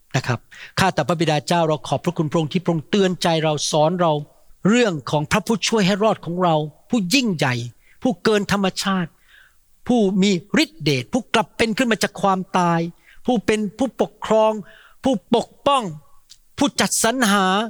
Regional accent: Thailand; now in United States; เราจึงเป็นคนไทย

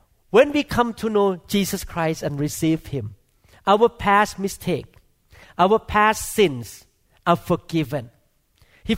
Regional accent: Thailand; moved away; I grew up in Thailand

